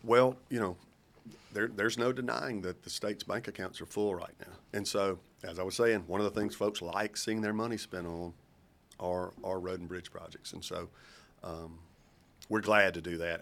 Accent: Kosciusko, Mississippi, United States; I grew up in Kosciuszko

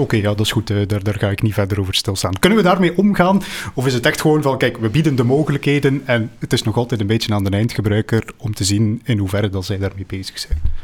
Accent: Flanders, Belgium; wij, als Vlamingen

